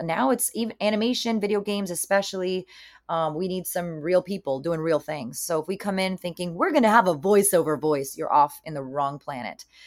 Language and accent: English; Miami, Florida, United States; now in California, United States; I'm Cuban American from Miami, Florida, born and raised over there.